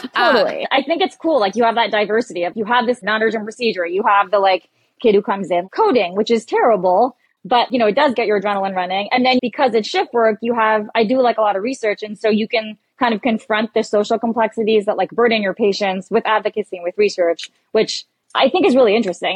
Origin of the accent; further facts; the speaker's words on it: Canada; moved away as an adult; now in New York, United States; I'm Canadian